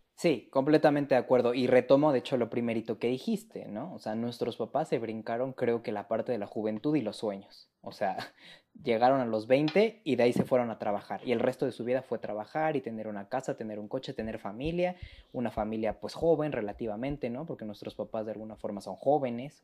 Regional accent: Mexico City, Mexico; yo soy este, orgullosísimamente de la Ciudad de México de tercera generación

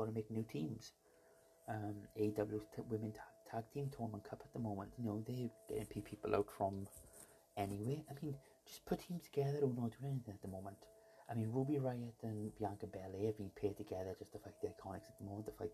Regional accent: Welsh, Wales, United Kingdom; me being Welsh.

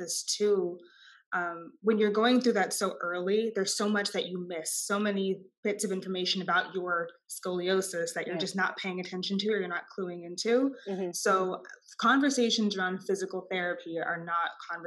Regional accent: Austin, Texas, United States; born or raised there

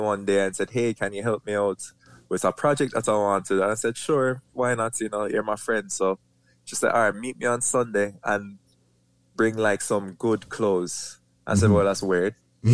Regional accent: Kingston, Jamaica; I was born in St. Joseph Hospital, Kingston, Jamaica.

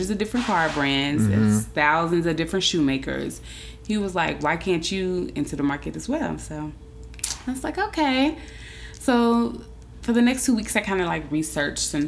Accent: Indianapolis, Indiana, United States; now in Atlanta, United States; Indianapolis, which is my hometown

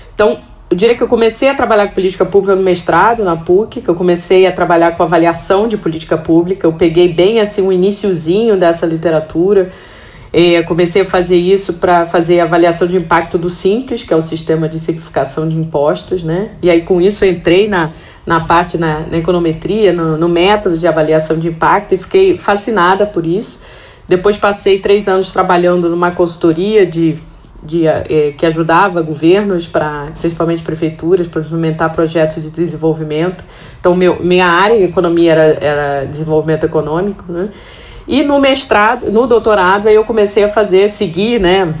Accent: Rio de Janeiro, Brazil; eu sou carioca e nascida e criada no Rio

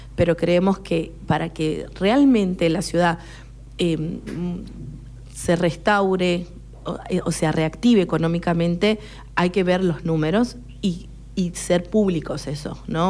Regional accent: San Juan, Argentina; moved away as an adult; also born or lived in Córdoba, Argentina / Mar del Plata, Argentina; now in Necochea, Argentina; nací en la ciudad de Córdoba, pero bueno, en realidad de padres sanjuaninos, así que me criaron en San Juan

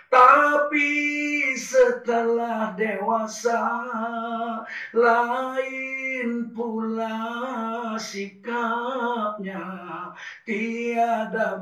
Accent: Medan, North Sumatra, Indonesia; born there; Kami di Sumatera Utara, saya anak yang lahir di Medan.

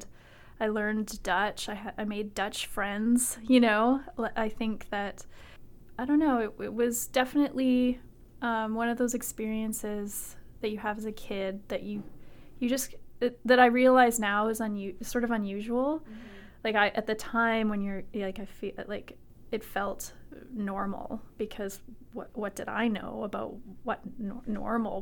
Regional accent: Victoria, British Columbia, Canada; also born or lived in Netherlands; I'm from Victoria. Yeah, I grew up in Victoria.

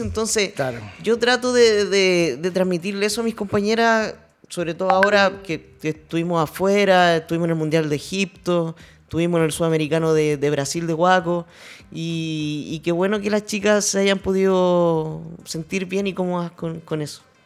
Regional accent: Chile; no somos muchas las chilenas que peleamos acá

